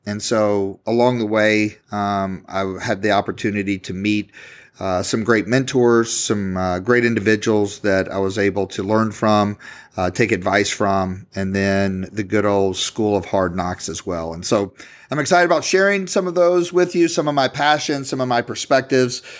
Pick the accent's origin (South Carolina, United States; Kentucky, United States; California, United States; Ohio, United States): Kentucky, United States; Louisville; I'm from Louisville, Kentucky